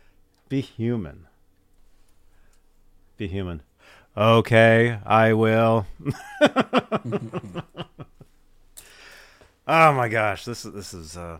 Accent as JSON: {"language": "English", "area": "Bay Area", "region": "California", "country": "United States", "said": "I am from the Bay Area"}